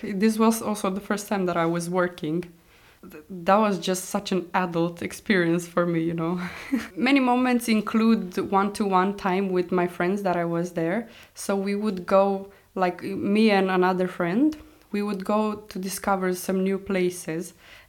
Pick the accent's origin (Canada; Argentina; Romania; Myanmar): Romania; moved away as an adult; also born or lived in Egypt / Brussels, Belgium; now in Iceland; in my hometown, it's mostly Romanians.